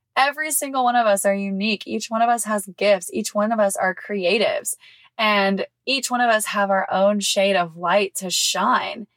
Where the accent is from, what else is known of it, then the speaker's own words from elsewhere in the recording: Mississippi, United States; moved away; my hometown in Mississippi